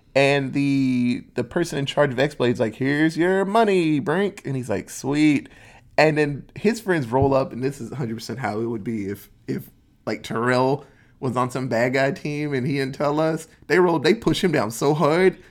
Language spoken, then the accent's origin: English; Netherlands; moved away; where I grew up in Holland.